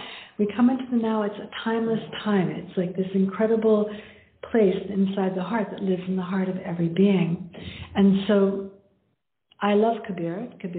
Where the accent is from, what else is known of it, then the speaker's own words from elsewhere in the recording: Canada; now in India; When I'm living in India now, but I'm from Canada